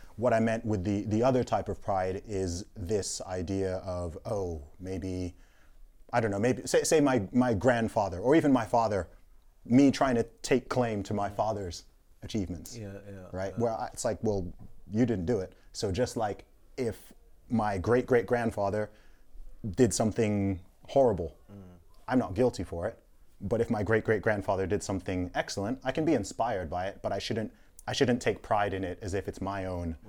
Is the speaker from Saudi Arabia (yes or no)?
yes; Saudi Arabia; Growing up, and family background originally from Nigeria.